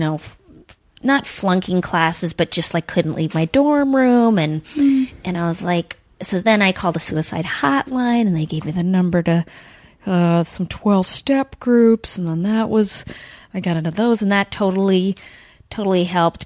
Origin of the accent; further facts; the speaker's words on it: Duluth, Minnesota, United States; I grew up in Duluth